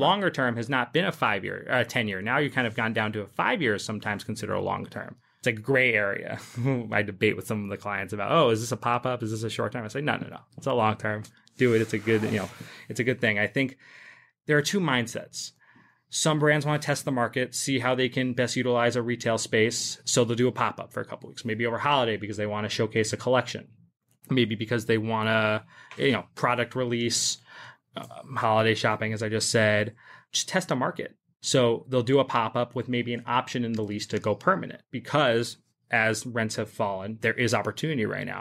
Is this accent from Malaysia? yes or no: no; England, United Kingdom; moved away as an adult; also born or lived in Upper West Side, New York City, United States; now in New York City, United States; I was born on the Upper West Side. Um, I actually grew up in England, though. I moved to England when I was ten and then went to high school and university there